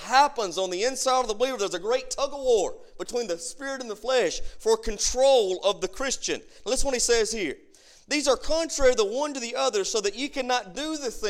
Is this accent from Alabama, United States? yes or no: yes; Boardtree Bottom, Alabama, United States; I'm from Boardtree Bottom, Alabama. I'm from right over here on 19